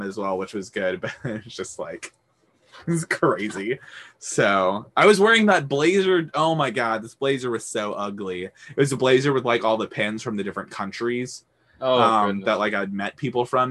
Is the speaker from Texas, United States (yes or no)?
yes; Houston, Texas, United States; I'm from Houston, Texas